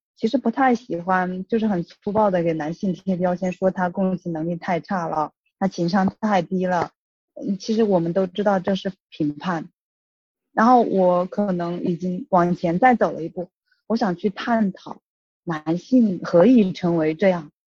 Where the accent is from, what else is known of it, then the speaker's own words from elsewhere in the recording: Hubei, China; moved away; 我是湖北来的